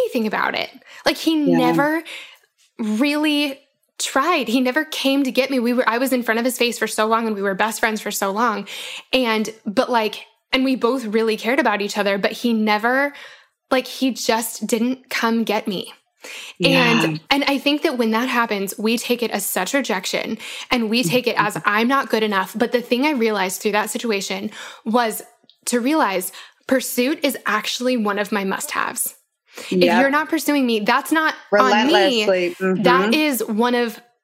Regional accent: Denver, Colorado, United States; now in Bible Belt, United States; I grew up in Denver

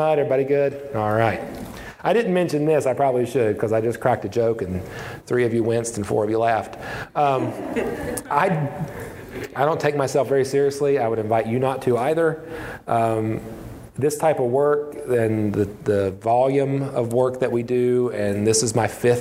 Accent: West Virginia, United States; I'm a pastor in a small church, a small town in my home state of West Virginia

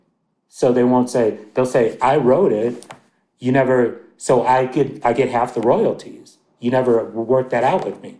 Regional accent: Milwaukee, Wisconsin, United States; moved away; also born or lived in New York City; I'm from Wisconsin originally, but I've spent plenty of time in New York City

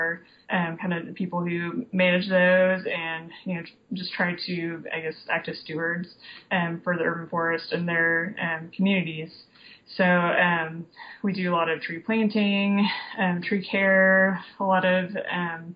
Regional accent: Tulsa, Oklahoma, United States; also born or lived in Austin, Texas; I grew up in Tulsa

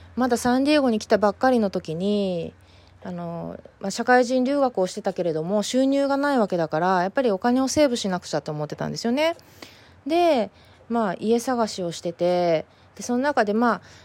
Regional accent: Fukuoka, Japan; moved away as an adult; now in San Diego, United States; 故郷の福岡

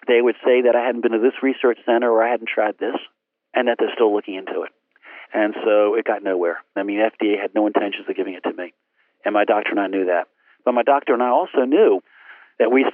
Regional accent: Portsmouth, Virginia, United States; homebound teaching in Portsmouth, my hometown

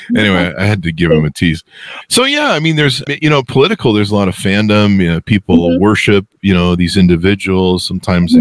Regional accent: California, United States; I grew up in California

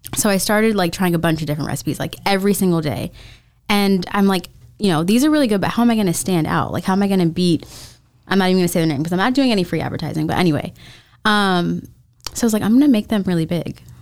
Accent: Florida, United States; I was born and raised in Florida

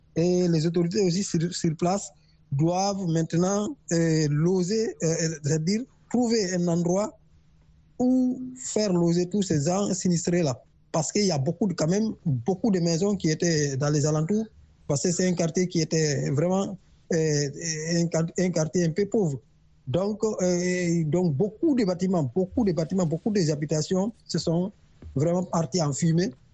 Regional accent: Guinea; moved away; je suis un Guinéen aussi j'ai vécu dans ce pays

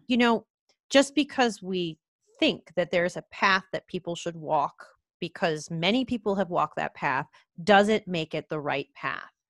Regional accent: New York, United States; I grew up in New York

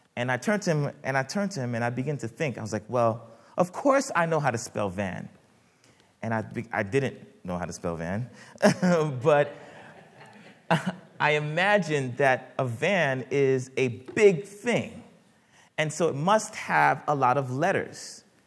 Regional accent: United States; my parents immigrated from Haiti and uh, when I was much younger, uh, the, uh, growing up in the United States

